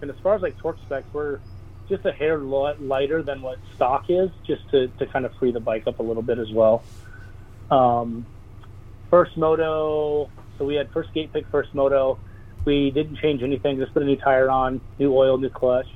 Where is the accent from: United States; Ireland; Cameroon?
United States; Millville, Minnesota; That's my hometown race